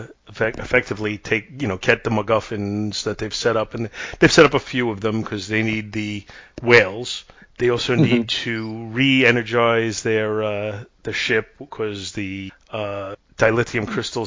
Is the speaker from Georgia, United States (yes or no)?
no; New York, United States; being a New Yorker and never having been to San Francisco